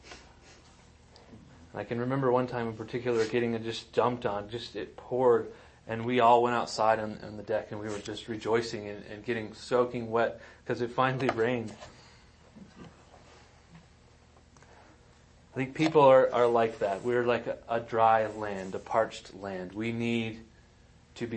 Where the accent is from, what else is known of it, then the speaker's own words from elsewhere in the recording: Wetmore, Colorado, United States; Kelly and I grew up in Wetmore, Colorado.